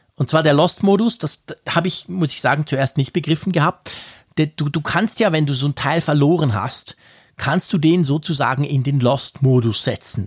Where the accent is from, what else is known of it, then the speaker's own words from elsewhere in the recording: Switzerland; ich als Schweizer